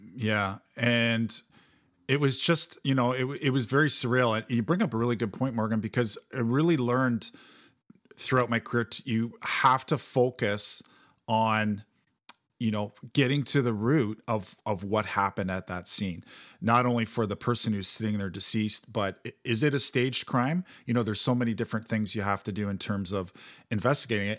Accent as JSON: {"language": "English", "town": "Mississauga", "region": "Ontario", "country": "Canada", "tie": "born or raised there", "also_born_or_lived": "Toronto", "said": "I grew up in Mississauga, which is Peel Region"}